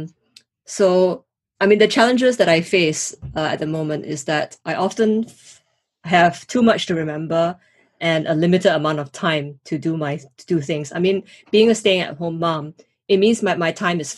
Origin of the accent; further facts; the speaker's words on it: Singapore; moved away as an adult; also born or lived in United States; now in United Kingdom; grew up in Singapore, and I've had the opportunity to study and live in the US as well as in the UK